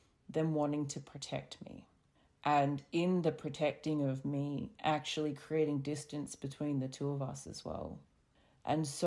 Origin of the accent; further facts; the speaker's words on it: Australia; us growing up in Australia